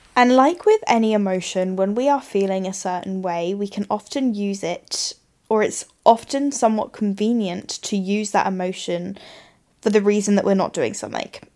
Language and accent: English; England, United Kingdom; moved away as an adult; now in Australia; as we like to do as English people